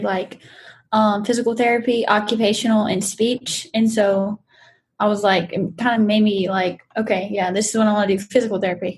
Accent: Kaplan, Louisiana, United States; I'm from the big town of Kaplan

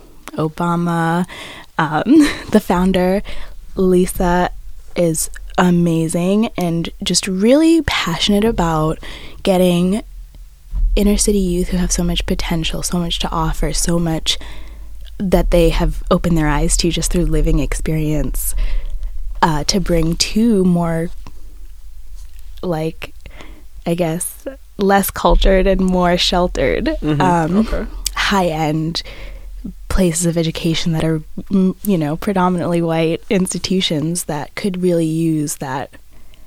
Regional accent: Lynn, Massachusetts, United States; I grew up in the North Shore.

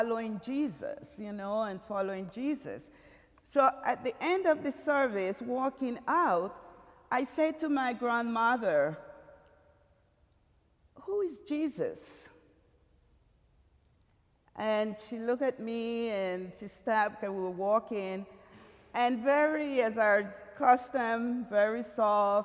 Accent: Limón, Costa Rica; moved away; I'm from Costa Rica, and Puerto Limon, one of the province of the seven, that is. But Limon, where I were born and grew up with my parents, is a very small little town, very country.

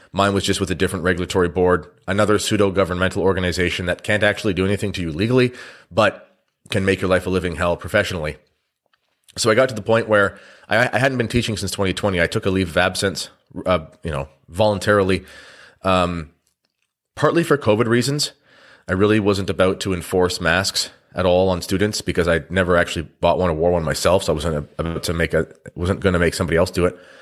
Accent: Canada; I'm a Canadian

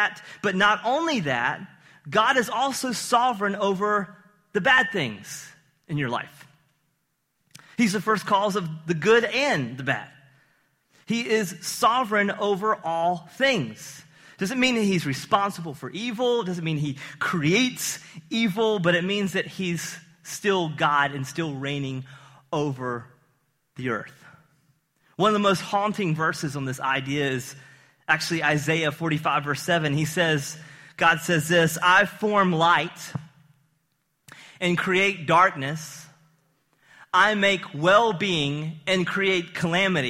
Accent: the South, United States; Growing up in the South

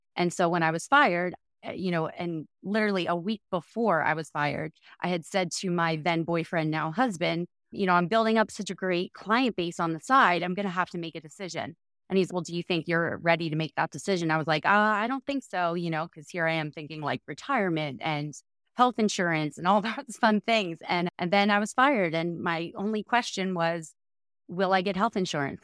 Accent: New Jersey, United States; I grew up in South Jersey

